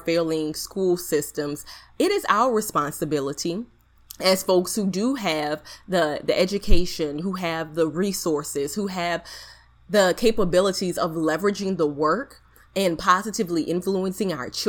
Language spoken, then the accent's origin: English; Napoleonville, Louisiana, United States; also born or lived in Baton Rouge, Louisiana; now in New Orleans, United States; I'm currently in New Orleans, Louisiana. I am from Louisiana, but I'm from a small rural town, Napoleonville, Louisiana.